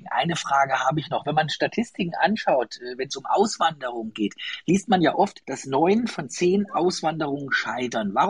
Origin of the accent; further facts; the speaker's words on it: Thuringia, Germany; finde ich jetzt persönlich, für mich als Thüringer, ne? Thüringer äh, Rostbratwurst, die liegt bei uns.